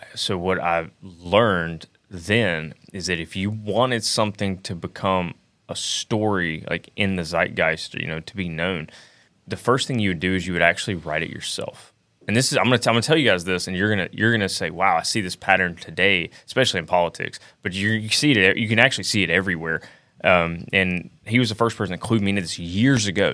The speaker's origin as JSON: {"language": "English", "region": "Alabama", "country": "United States", "said": "I'm from Alabama"}